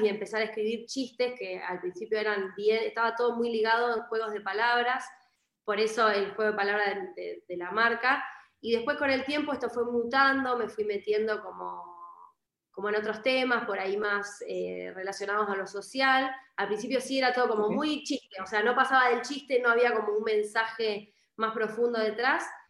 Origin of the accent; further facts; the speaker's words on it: Argentina; moved away as an adult; also born or lived in Buenos Aires, Argentina; estoy como en mi ciudad donde yo nací, ahora me volví por la pandemia